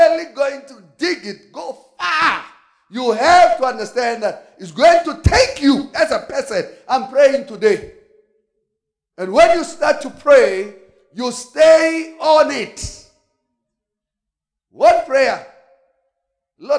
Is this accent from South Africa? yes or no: yes; South Africa; I'm South African